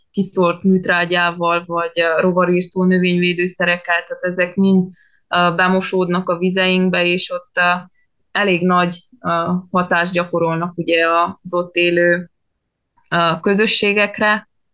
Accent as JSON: {"language": "Hungarian", "area": "Vargyas Gorge, Transylvania", "region": "Covasna County", "country": "Romania", "tie": "born or raised there", "said": "az a Vargyas szoros lenne, és ott a Vargyas patak, tehát tényleg én nagyjából ott nőttem fel"}